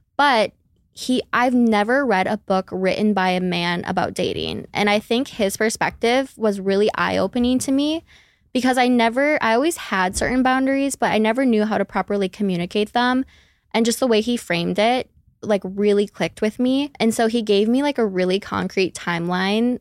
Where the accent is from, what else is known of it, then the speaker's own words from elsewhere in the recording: Minneapolis, Minnesota, United States; I'm from Minneapolis, Minnesota. I don't have an accent unless I say the O's, and then you'll really hear it